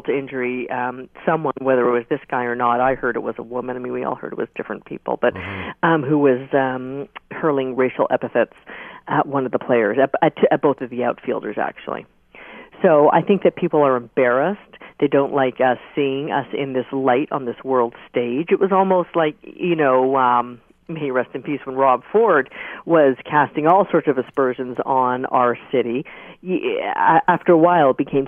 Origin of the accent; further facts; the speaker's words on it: Toronto, Ontario, Canada; we used to be called Toronto the Good